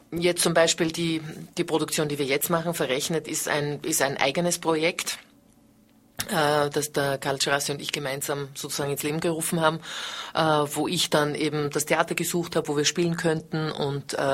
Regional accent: Vienna, Austria; Und dann habe ich mich entschlossen, wieder nach Wien zurückzugehen. Ich bin Wienerin

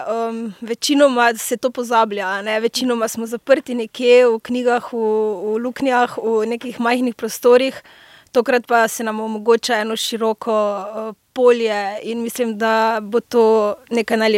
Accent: Slovenia; prihajam iz Slovenije, sem dramaturginja.

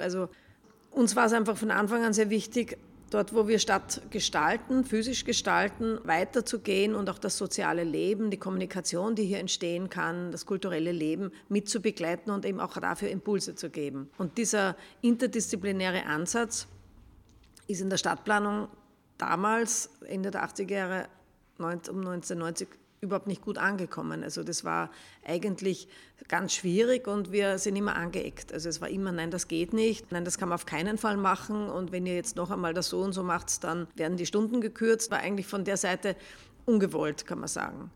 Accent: Upper Austria, Austria; now in Vienna, Austria; ich bin keine Wienerin, komme von, aus Oberösterreich

